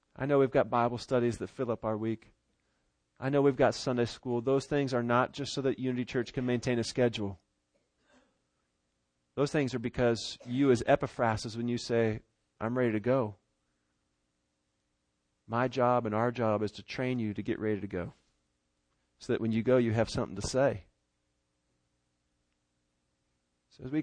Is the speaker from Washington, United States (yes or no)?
yes; Seattle, Washington, United States; moved away; my hometown over in Seattle